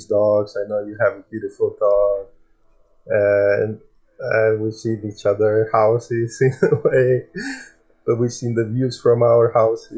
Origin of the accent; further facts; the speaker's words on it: Latvia; now in United Kingdom; I am from Latvia and I lived for many years in UK and my family are still back there